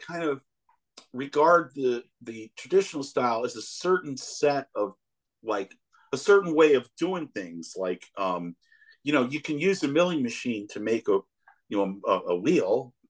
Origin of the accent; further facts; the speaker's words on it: Chicago, Illinois, United States; And I say, "Yeah," and I said, "I'm from Chicago."